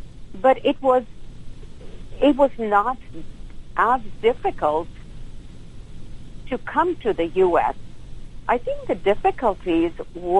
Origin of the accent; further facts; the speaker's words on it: New Delhi, Delhi, India; moved away as an adult; also born or lived in Dallas, Texas; now in United States; I was born in New Delhi